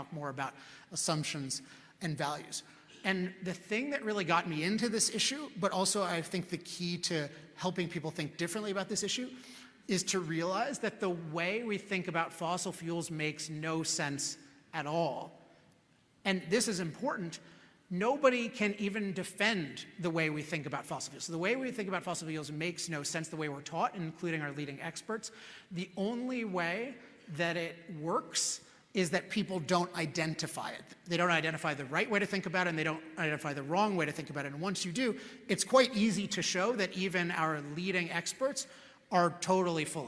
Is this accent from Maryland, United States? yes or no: yes; Chevy Chase, Maryland, United States; now in California, United States; I grew up in Chevy Chase, Maryland, which is a suburb of Washington, D.C.